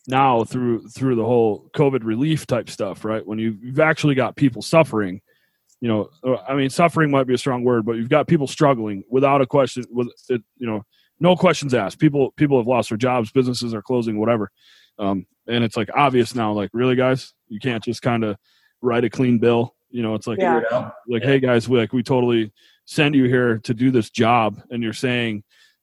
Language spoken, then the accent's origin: English; New York, United States; now in Utah, United States; I grew up in New York